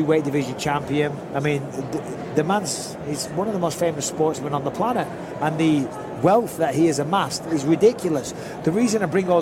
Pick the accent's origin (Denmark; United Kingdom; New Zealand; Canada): United Kingdom; Manchester, North West England